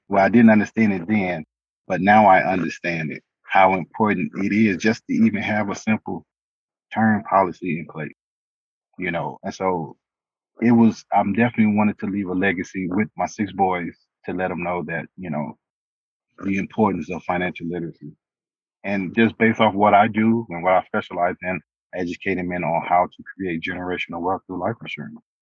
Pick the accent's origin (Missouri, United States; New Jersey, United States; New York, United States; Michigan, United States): Missouri, United States; St. Louis; moved away as an adult; now in El Paso, United States; born and raised in St. Louis, Missouri